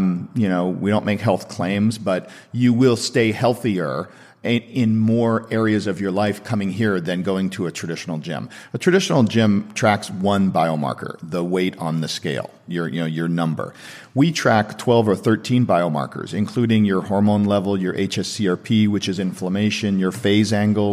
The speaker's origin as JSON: {"language": "English", "town": "Seattle", "region": "Washington", "country": "United States", "moved": "yes", "lives_now": "Santa Monica, United States", "said": "I'm from Seattle"}